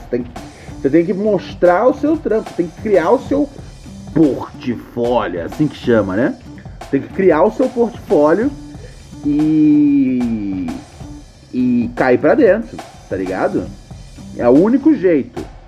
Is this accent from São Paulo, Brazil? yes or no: yes; São Paulo, Brazil; eu sou aqui do Capão Redondo, Zona Sul de São Paulo